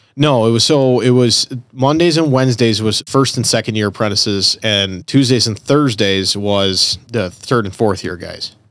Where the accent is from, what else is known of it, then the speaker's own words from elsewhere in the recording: Elmwood Park, Illinois, United States; I'm originally from Elmwood Park